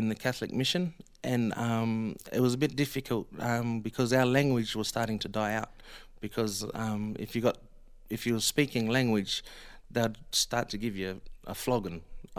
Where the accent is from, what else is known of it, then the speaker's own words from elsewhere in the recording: Australia; now in United States; when I say our people, I mean the Aboriginal people